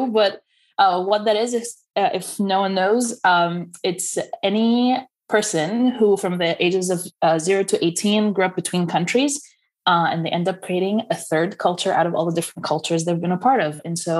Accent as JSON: {"language": "English", "country": "United States", "said": "if I say I'm Egyptian American, people assume that it means that, like, it depends on where I am."}